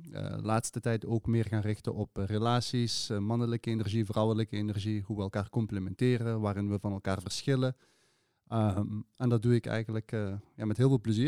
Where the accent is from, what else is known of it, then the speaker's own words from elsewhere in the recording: Sittard-Geleen, Limburg, Netherlands; now in Maastricht, Netherlands; wel gewoon geboren en getogen in het zuiden van het land. Ik woon nu sinds 12 jaar in, in Maastricht. Het is alweer 12 jaar. Ja, ja, ja, ja, het is 12 jaar. Ik kom oorspronkelijk uit Geleen Sittard